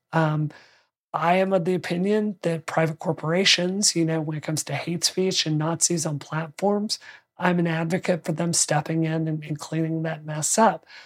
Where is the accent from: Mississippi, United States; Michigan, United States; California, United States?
Mississippi, United States; my home state